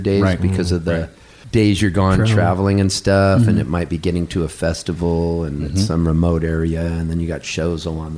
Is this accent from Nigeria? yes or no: no; Southern California, United States; also born or lived in Halifax, Canada; now in Nashville, United States; I grew up in Southern California, but now live in Nashville.